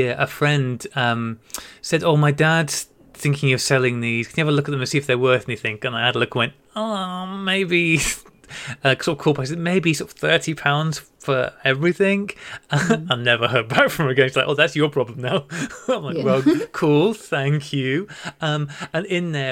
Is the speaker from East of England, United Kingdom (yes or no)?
no; North Wales, United Kingdom; the local park where I grew up in North Wales